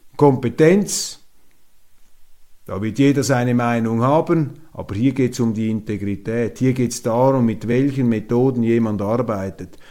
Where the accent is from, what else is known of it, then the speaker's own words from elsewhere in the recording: Switzerland; als Schweizer